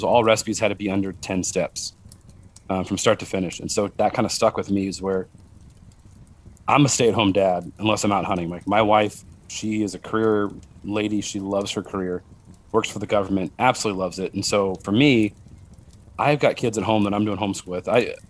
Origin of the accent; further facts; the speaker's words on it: Utah, United States; We're really big on fry sauce because we're from Utah.